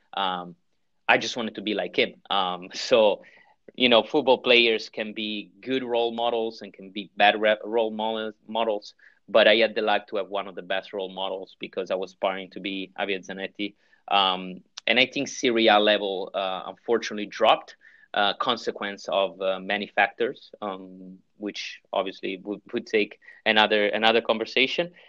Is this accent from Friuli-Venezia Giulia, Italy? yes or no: no; Milan, Lombardy, Italy; English is a second language; moved away as an adult; now in United States; so I'm from Italy, uh, born and raised in Milano.